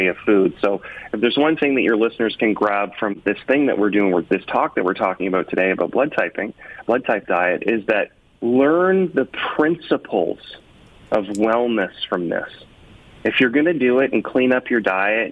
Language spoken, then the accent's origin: English; Canada; I'm like a Canadian who likes the Jays and the Leafs